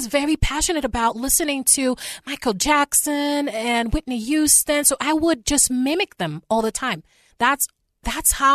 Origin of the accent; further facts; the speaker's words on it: Haiti; moved away; I grew up in Haiti